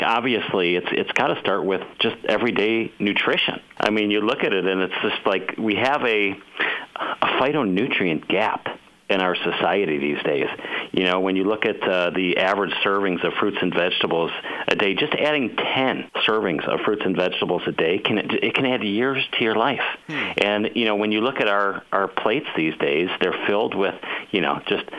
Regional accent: Cleveland, Ohio, United States; I grew up in Cleveland, Ohio.

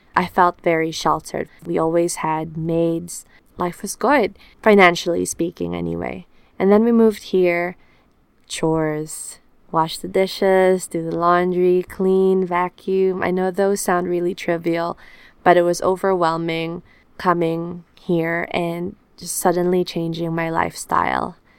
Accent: Philippines; also born or lived in New Zealand; now in Auckland, New Zealand; I am from the Philippines, a tropical country where sun and humidity are my constant companions.

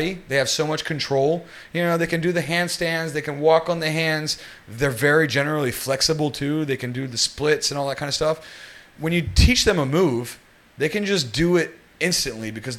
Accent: West Virginia, United States; also born or lived in New York City; now in Singapore; I'm American and people don't realize it, but I grew up in a very, very, very rural part of it. I'm from West Virginia

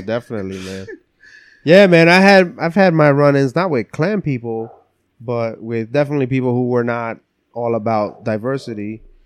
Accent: West New York, New Jersey, United States; first language English; also born or lived in Lancaster, Pennsylvania; now in Pennsylvania, United States; I grew up in North Jersey, so. uh West New York, New Jersey.

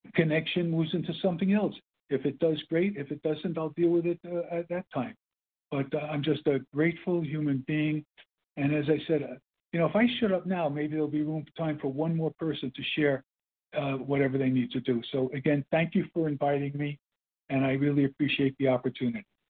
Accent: New York City, New York, United States; accent: Brooklyn; also born or lived in New Jersey; I had my Brooklyn accent, which was kind of an Illinois accent

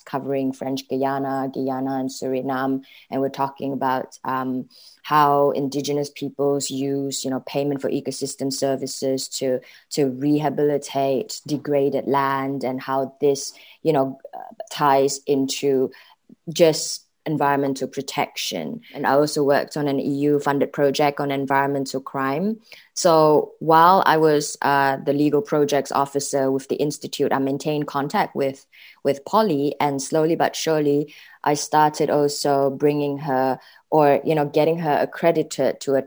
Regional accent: Malaysia; moved away as an adult; now in The Hague, Netherlands; I'm a Malaysian living in The Hague, the Netherlands.

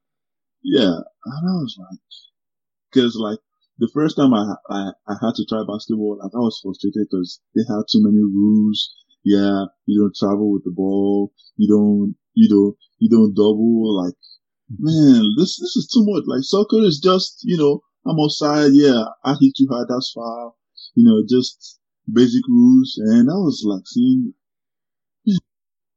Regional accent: Lagos, Nigeria; moved away as an adult; now in Green Bay, United States; I was born in Nigeria. Yeah, I was born in Lagos State

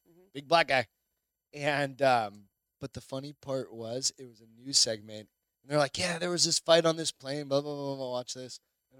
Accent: New Hampshire, United States; moved away; also born or lived in Phoenix, Arizona; New Hampshire

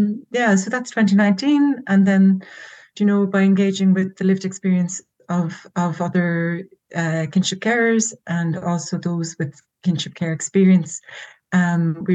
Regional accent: Cork, Munster, Ireland; now in Galway, Ireland; I'm from Cork in the south of Ireland

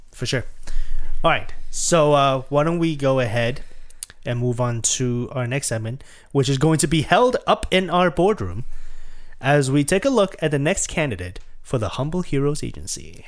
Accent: Canada; we're Canadian

